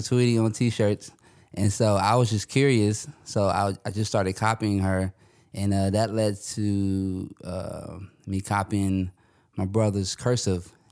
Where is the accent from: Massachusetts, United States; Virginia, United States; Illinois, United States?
Virginia, United States; Northern; also born or lived in Louisiana; I'm from the Northern Virginia area.